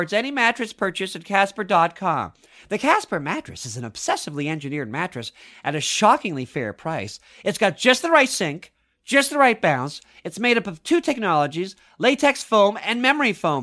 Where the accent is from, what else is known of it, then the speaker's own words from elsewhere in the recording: Mississauga, Ontario, Canada; I grew up in Mississauga, the other end of Toronto.